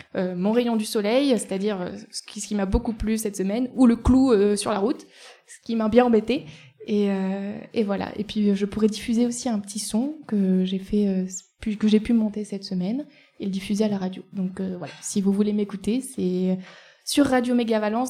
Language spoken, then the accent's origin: French; Eyrieux valley, Ardèche, Auvergne-Rhône-Alpes, France; also born or lived in Nantes; je viens de la vallée de l'Airieux.